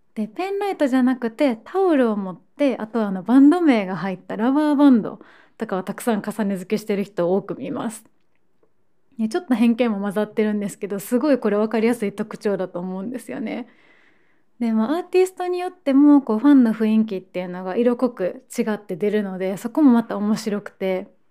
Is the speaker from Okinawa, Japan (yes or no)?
no; Osaka, Japan; moved away as an adult; now in Tokyo, Japan; 高校生の時にあのサロンモデルのスカウトからスタートしてで、まあ、そのまま大阪で活動して